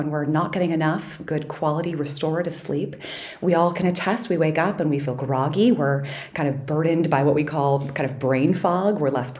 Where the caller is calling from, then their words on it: Boston, Massachusetts, United States; I'm calling in from Boston. Also sunny, thank goodness.